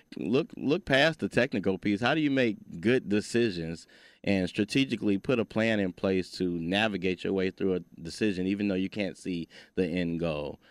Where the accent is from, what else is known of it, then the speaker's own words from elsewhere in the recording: Detroit, Michigan, United States; growing up in Detroit, Michigan